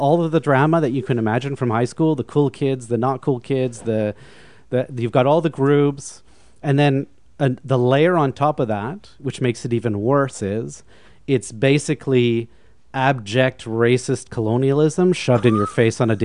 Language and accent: English; Vancouver, British Columbia, Canada; moved away as an adult; also born or lived in Montreal; I'm originally from Vancouver, and I came out to Montreal to go to McGill to study music.